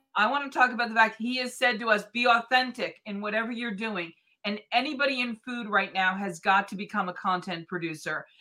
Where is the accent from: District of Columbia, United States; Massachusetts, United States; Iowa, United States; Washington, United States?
Massachusetts, United States; Boston; now in North Vancouver, Canada; I grew up in Boston